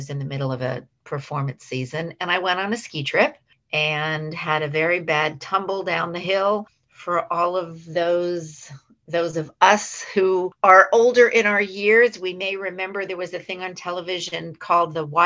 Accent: San Francisco, California, United States; I worked in a few different hospitals in the San Francisco area where I was born and raised. I'm a native San Franciscan, which is a rare breed.

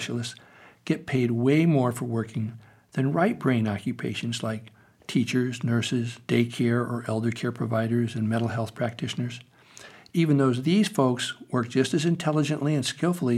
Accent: United States; I grew up in America

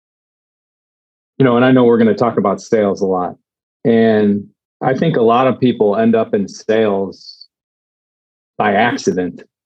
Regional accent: Cleveland, Ohio, United States; moved away; I grew up in Cleveland

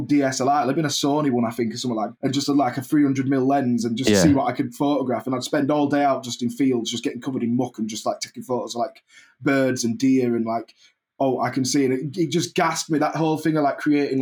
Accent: Keighley, Yorkshire and the Humber, United Kingdom; I'm from Keighley, yeah, it's a Bradford postcode

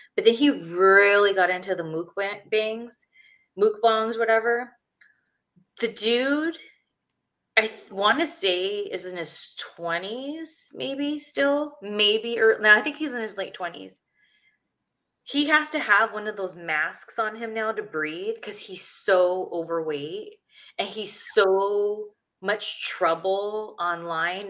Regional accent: Ontario, California, United States; I was still living in my hometown, which is Ontario, California

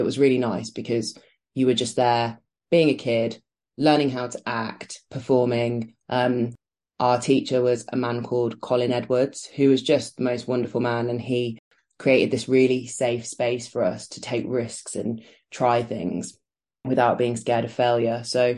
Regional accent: Canada; also born or lived in Birmingham, United Kingdom; So I am from Birmingham, which is a city in the West Midlands. And I grew up there until I was 4. And then I moved to Canada.

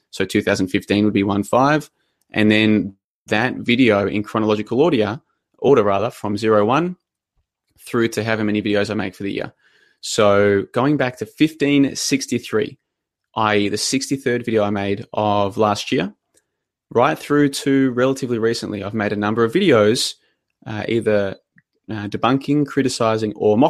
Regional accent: Melbourne, Victoria, Australia; also born or lived in Brisbane; I'm originally from Melbourne, and then I went to Brisbane for 5 years. I've been back in Melbourne for a couple of months now.

